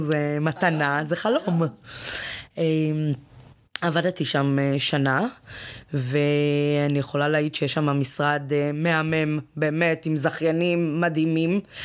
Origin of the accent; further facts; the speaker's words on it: Ramla/Lod, Central District, Israel; moved away as an adult; also born or lived in Nahariya; אני גדלתי שם, אני הגעתי משם